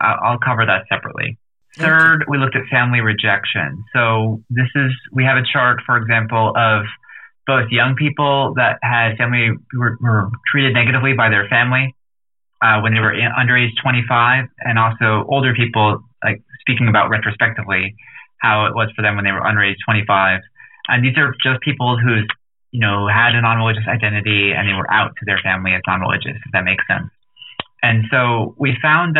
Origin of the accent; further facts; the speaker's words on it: New Jersey, United States; now in Washington, D.C., United States; I grew up in New Jersey and I live in Washington, D.C.